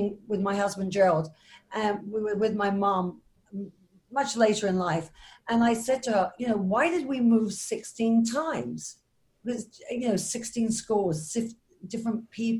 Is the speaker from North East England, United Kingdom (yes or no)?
no; London, United Kingdom; moved away; I'm originally from England, born in London, and brought up in a, what we would call a modern Orthodox Jewish family